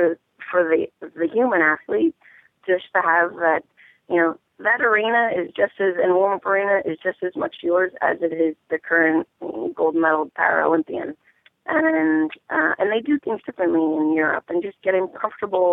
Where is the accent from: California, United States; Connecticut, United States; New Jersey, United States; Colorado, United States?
New Jersey, United States; I was born and raised in New Jersey, and so when I was little, we played in that barn